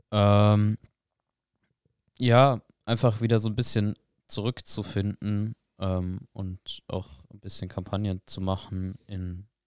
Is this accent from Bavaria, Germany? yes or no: yes; Bamberg, Bavaria, Germany; In Bamberg, in meiner